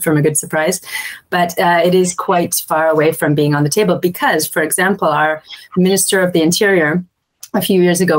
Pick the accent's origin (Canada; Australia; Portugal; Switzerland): Canada; moved away as an adult; now in Montélimar, France; when I was growing up in Canada